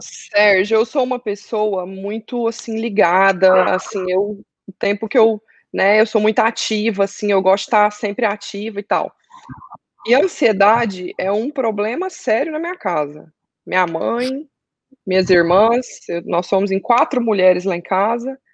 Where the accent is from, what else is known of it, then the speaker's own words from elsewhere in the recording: Goiânia, Goiás, Brazil; now in Orlando, United States; Estou morando em Orlando, sou de Goiânia.